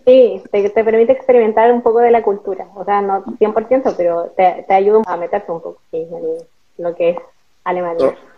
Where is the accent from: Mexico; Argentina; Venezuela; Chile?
Chile; El Salvador, Atacama; moved away as an adult; also born or lived in Santiago; now in Germany; Igual soy del norte. Pero yo soy este, de, El Salvador, tercera región, Atacama.